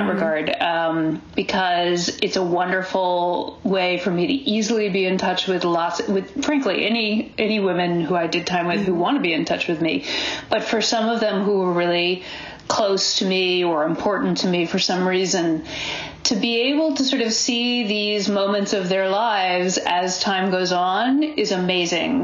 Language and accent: English; Boston, Massachusetts, United States; also born or lived in California / Ohio / New York; now in Berkeley, United States; I was raised back east in New England